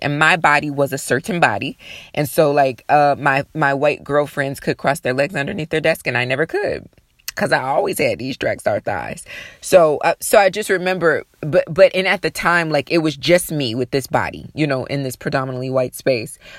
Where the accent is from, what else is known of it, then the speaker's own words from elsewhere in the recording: Sandusky, Ohio, United States; I'm from Sandusky, Ohio.